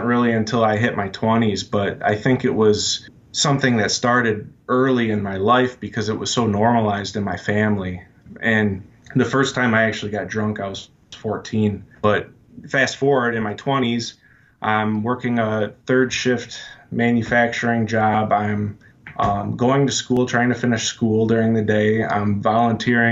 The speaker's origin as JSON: {"language": "English", "region": "Michigan", "country": "United States", "tie": "born or raised there", "said": "I'm from Michigan. I grew up here."}